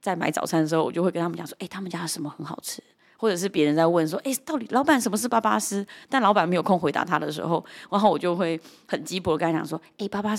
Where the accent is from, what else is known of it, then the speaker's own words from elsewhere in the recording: Zhonghe, New Taipei, Taiwan; 一刚开始的起心动念，大概是因为从小我在这一条所谓的缅甸街长大，就是它位于新北市的中和区华新街